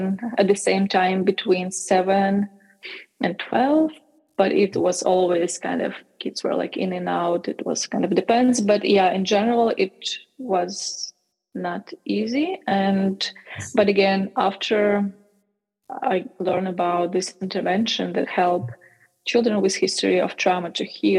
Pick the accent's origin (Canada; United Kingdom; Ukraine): Ukraine; to Ukraine, to my home country.